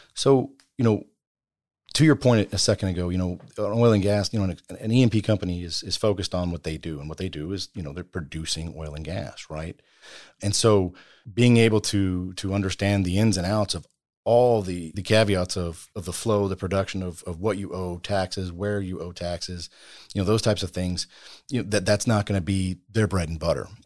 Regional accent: Bastrop, Texas, United States; I, I grew up in, uh, Bastrop, Texas

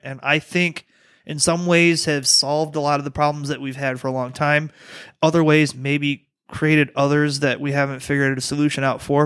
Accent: Detroit, Michigan, United States; moved away; also born or lived in Louisiana; I'm from the Motor City

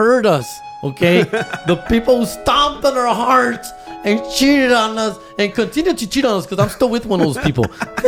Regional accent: Huntington Park, California, United States; from Huntington Park, California, Southeast LA, for you guys who don't know where that is. And I grew up with my boy, one of my best childhood friends

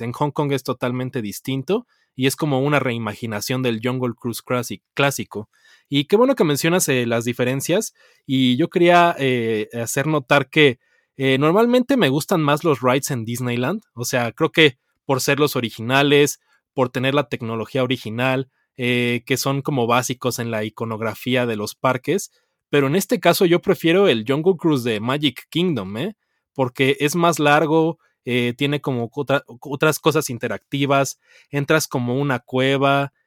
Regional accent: Mexico; Y yo de México

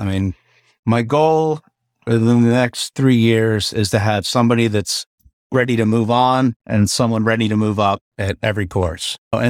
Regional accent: Maryland, United States; Growing up on the Eastern Shore of Maryland, there's nothing better than a hot bushel of crabs.

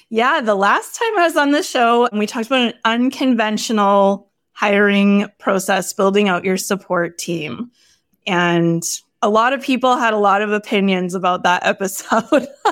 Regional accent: Canada; I'm Canadian

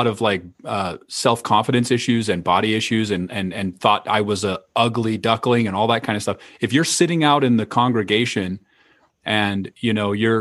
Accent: Idaho, United States; growing up in Idaho

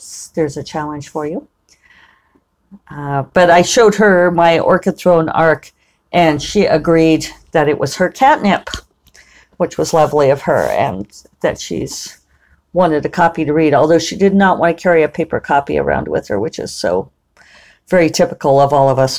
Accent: United States; we're from America

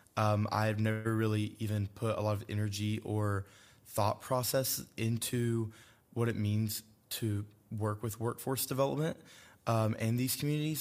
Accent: Randolph County, North Carolina, United States; I'm from Randolph County, North Carolina, um, a very rural community that I come from

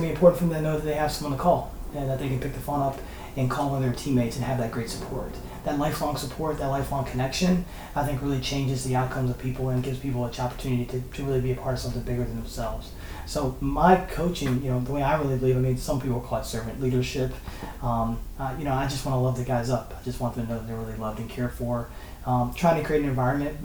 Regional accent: New Kent, Virginia, United States; now in Washington, D.C., United States; growing up in New Kent is just such a small town.

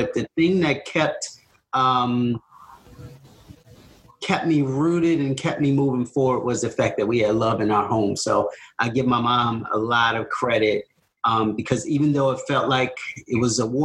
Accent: Baltimore, Maryland, United States; I was born and raised in East Baltimore.

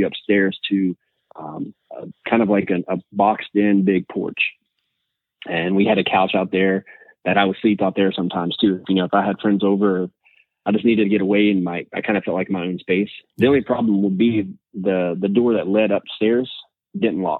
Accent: Southern West Virginia, United States; I grew up in Southern West Virginia

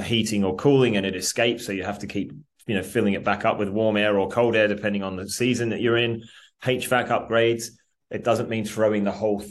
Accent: Australia; now in England; I'm an Australian who lives in England but works in America as well

